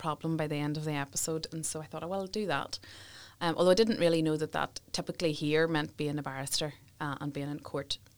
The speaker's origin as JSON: {"language": "English", "town": "Derrynoose", "region": "Northern Ireland", "country": "United Kingdom", "tie": "born or raised there", "said": "I grew up in South Armagh in a little place called Derry Noose."}